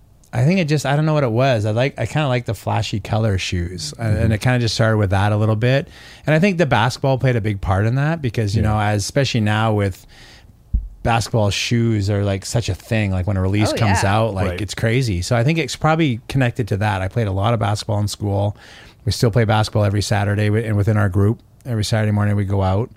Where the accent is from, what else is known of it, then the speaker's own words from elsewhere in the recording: Canada; And I'm obviously Canadian, but I really don't like Toronto sports